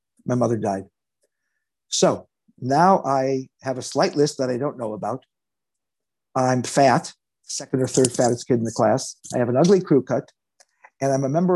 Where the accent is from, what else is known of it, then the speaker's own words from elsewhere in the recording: Los Angeles, California, United States; I was born in Los Angeles